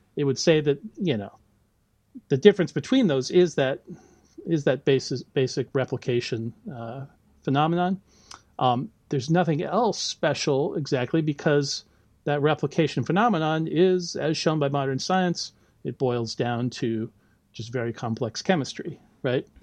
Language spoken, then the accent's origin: English; United States; moved away as an adult; now in Auckland, New Zealand; as you can probably tell from my accent, right, I'm not originally from New Zealand. I did all my, uh, you know, I grew up and did all my uh, schooling in the U.S.